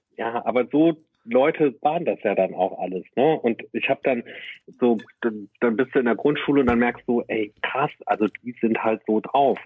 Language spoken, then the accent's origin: German; Herne, North Rhine-Westphalia, Germany; now in Berlin, Germany; Ich komme halt aus Banner Eickel, das ist eine Stadt im Ruhrgebiet